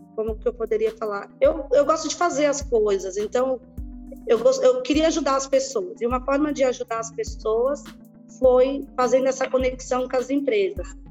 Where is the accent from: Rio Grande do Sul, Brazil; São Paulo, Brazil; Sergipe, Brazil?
São Paulo, Brazil; also born or lived in Bahia; vim para São Paulo com seis anos de idade, Marcos, e estudei numa escola pública aqui em Paraisópolis